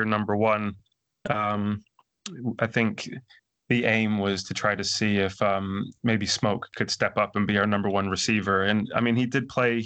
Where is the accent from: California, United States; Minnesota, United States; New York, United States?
New York, United States; Rochester; I was born in Rochester, New York, and the Buffalo Bills would be my local team